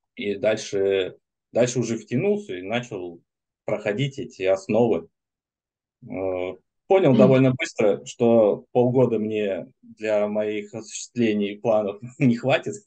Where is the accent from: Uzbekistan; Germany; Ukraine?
Germany; now in Moscow, Russia; я, в принципе, из Германии был, сейчас в Москве